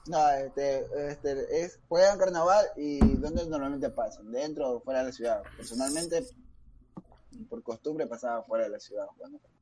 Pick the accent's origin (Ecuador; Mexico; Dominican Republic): Ecuador; somos ecuatorianos